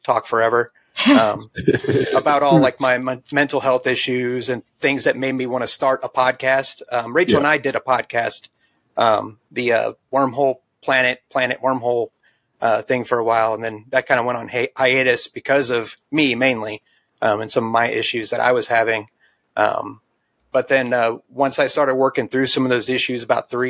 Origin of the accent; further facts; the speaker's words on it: St. Louis, Missouri, United States; moved away as an adult; I came from St. Louis, Missouri, born, raised in the city